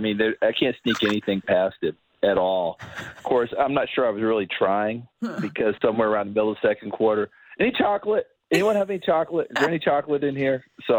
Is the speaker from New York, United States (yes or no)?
yes; New York, United States; in my hometown in New York